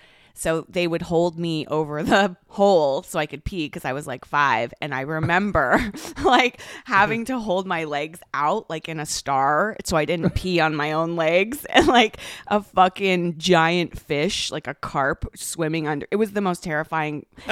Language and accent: English; Toronto, Ontario, Canada; Yes. In the Toronto Harbor.